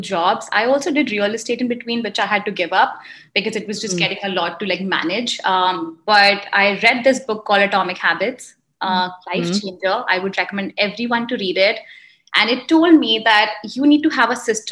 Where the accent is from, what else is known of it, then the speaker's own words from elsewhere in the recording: India; moved away as an adult; also born or lived in Indiana, United States; now in Chicago, United States; I am an Indian immigrant. I moved here 10 years ago to pursue education